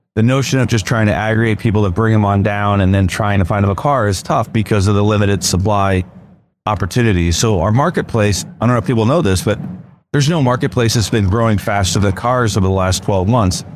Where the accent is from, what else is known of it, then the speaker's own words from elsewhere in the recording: Portland, Oregon, United States; I'm from Portland, Oregon